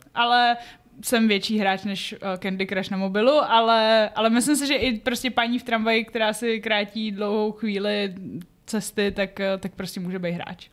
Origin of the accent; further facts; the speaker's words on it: Czechia; když jsem byla dítě tady v Čechách